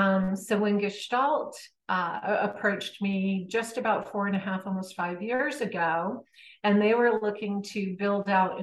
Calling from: Connecticut, United States; I am in Connecticut.

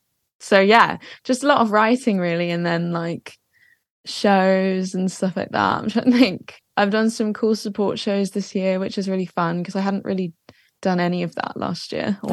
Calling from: Watford, East of England, United Kingdom; Watford, so Watford. Just outside of London.

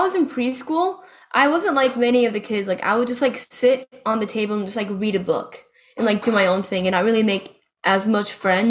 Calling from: Lakeland, Florida, United States; I'm in Lakeland, Florida, in college.

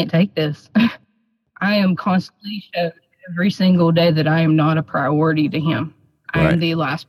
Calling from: West Virginia, United States; West Virginia.

